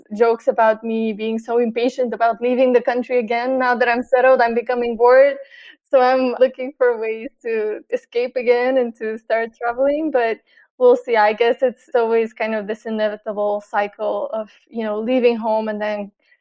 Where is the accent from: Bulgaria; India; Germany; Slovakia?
Bulgaria; Sofia, Sofia City; also born or lived in New York; now in Sofia, Bulgaria; I was born here in Sofia, which is the capital. So for a long time for me, this was the biggest city that I knew.